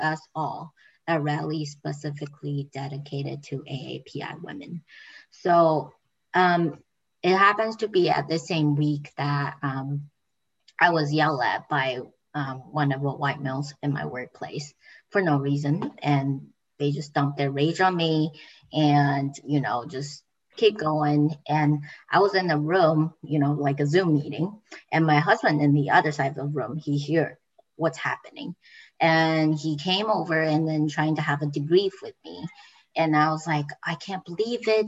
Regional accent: Taiwan; moved away as an adult; now in Amherst, United States; I came to United States in 2013, and I started my um, academic career at GCC. I came from Taiwan

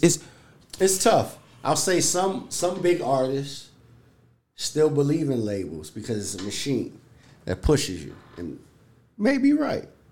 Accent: New York City, New York, United States; I'm from New York City

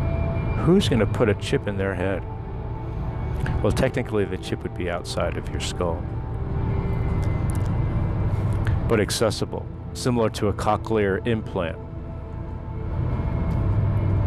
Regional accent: New Jersey, United States; moved away as an adult; now in Maryland, United States; living in the United States all my life, growing up in Jersey

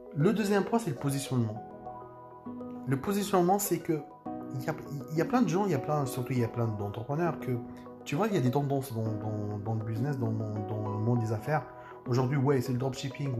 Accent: France; chez nous, en France

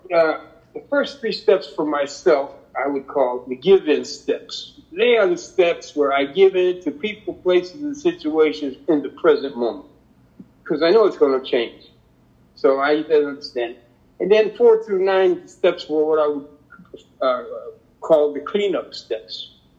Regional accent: Connecticut, United States; growing up in Connecticut, I have a sister two years younger than myself

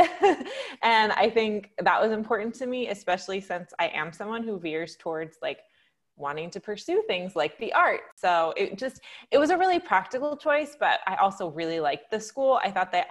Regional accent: Stockton, California, United States; I grew up in Northern California, so I'm originally from Stockton

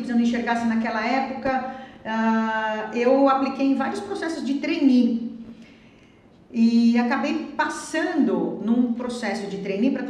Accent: Osasco, São Paulo, Brazil; é, minha terra.

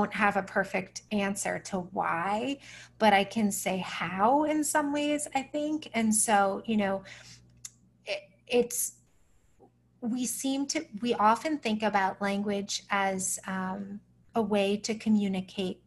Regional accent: United States; as an American

